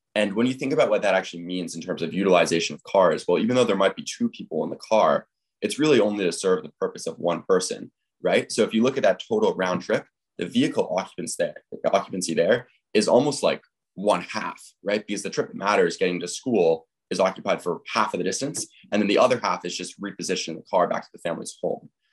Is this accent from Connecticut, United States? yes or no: yes; Fairfield County, Connecticut, United States; I am from Fairfield County, Connecticut